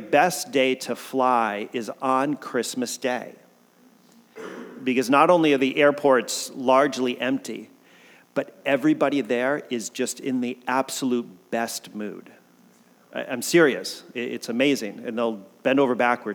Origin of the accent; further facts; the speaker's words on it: Connecticut, United States; moved away as an adult; also born or lived in Kodiak, Alaska; now in Oregon, United States; I grew up in Connecticut, that I'm from the East Coast